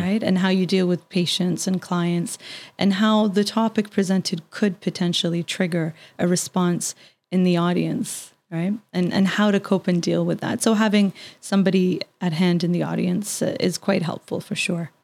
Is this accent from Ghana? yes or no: no; Canada; as a Canadian